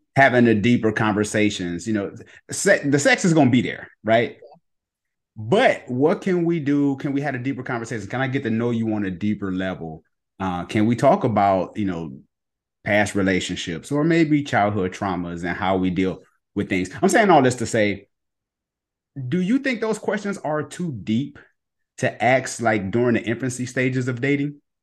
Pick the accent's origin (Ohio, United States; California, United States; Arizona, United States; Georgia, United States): Ohio, United States; moved away; also born or lived in Cleveland; my old pastor back in Cleveland. I'm from Ohio